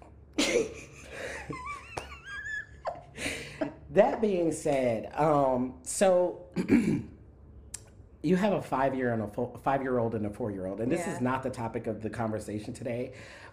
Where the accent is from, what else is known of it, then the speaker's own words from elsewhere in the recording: South Florida, United States; also born or lived in New York City; now in Houston, United States; I grew up in South Florida where we had hurricanes